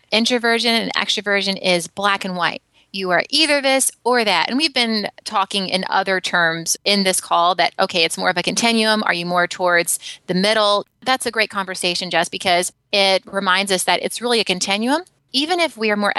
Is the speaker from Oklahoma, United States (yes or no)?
no; Alabama, United States; now in San Francisco, United States; I grew up in Alabama. I now live in San Francisco